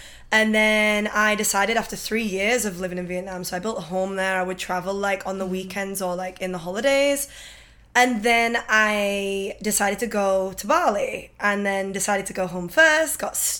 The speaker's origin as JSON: {"language": "English", "region": "England", "country": "United Kingdom", "moved": "as an adult", "said": "I'm from England"}